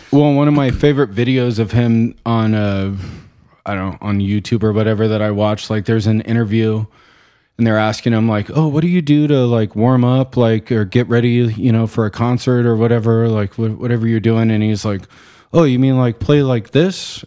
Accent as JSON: {"language": "English", "town": "Chino Valley", "region": "Arizona", "country": "United States", "tie": "born or raised there", "also_born_or_lived": "Glendale, Arizona", "said": "I grew up in Chino Valley, small town"}